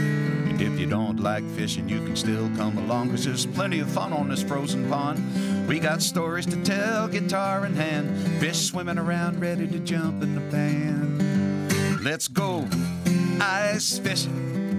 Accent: Lewiston, Maine, United States; I grew up in Lewiston, Maine.

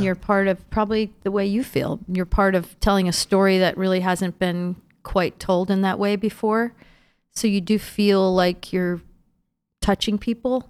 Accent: Schenectady, New York, United States; moved away; my hometown, Schenectady, New York, which is, um, the the city that's right next to Albany, where I grew up

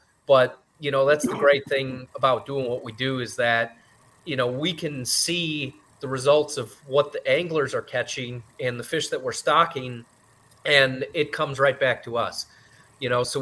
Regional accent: just outside Chicago, Illinois, United States; I grew up just outside Chicago

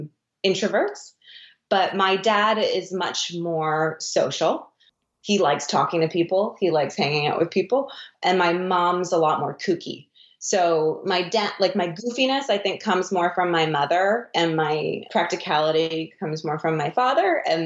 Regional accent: Vancouver, British Columbia, Canada; Me? It was Vancouver. Vancouver

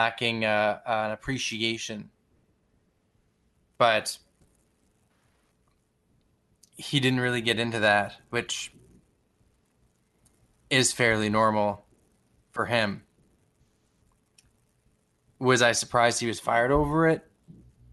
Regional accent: Canada; even though I am from Canada, I am not from Toronto

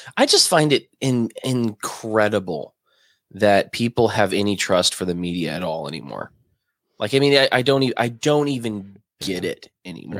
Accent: Alabama, United States; now in Florida, United States; I'm not from Florida, but I, I I live in Florida and I lived in Alabama most of my life

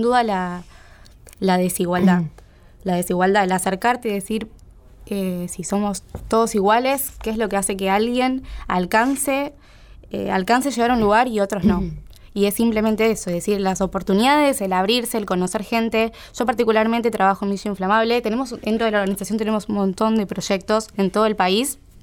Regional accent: Buenos Aires, Argentina; yo me crié acá en Buenos Aires, una familia normal de clase media, de colegio

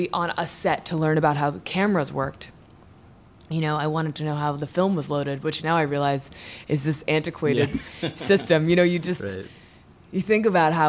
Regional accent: Washington, District of Columbia, United States; moved away; also born or lived in New York City / Ireland / Southern California; I was born in New York City, moved to D.C. when I was 4, and grew up in Georgetown

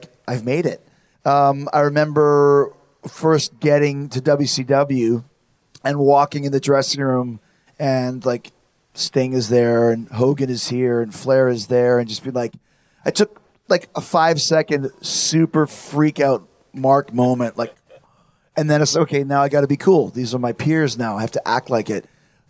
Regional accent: Winnipeg, Manitoba, Canada; I'm from Winnipeg.

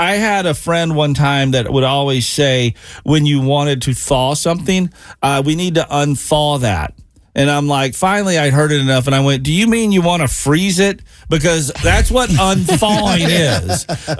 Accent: the South, United States; now in Cincinnati, United States; growing up in the South.

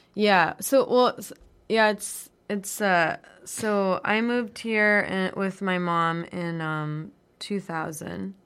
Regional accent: Denver, Colorado, United States; moved away; I'm from Denver.

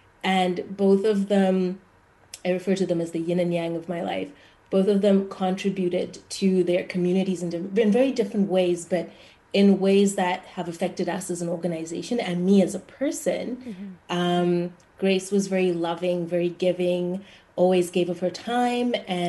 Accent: Zimbabwe; moved away as an adult; now in Winnipeg, Canada; I'm from Zimbabwe and the capital city is Harare.

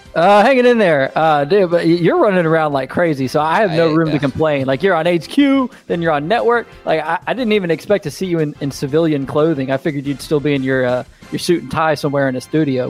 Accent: Memphis, Tennessee, United States; I'm from Memphis, and I worked at the paper there for, for a time covering the Grizzlies

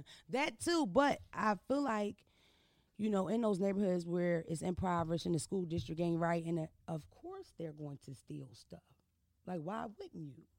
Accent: Philadelphia, Pennsylvania, United States; I'm from Philadelphia. I'm not from Baltimore. I'm not from New York City

